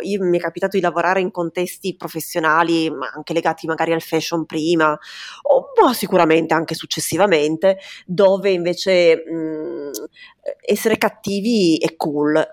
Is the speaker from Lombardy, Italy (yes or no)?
no; Turin, Piedmont, Italy; io sono di Torino